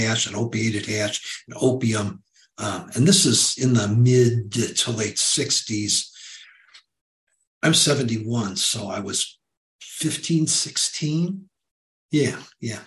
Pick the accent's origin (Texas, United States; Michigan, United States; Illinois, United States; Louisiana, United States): Michigan, United States; Detroit; in the northern suburbs of Detroit, which had been our hometown, which is my hometown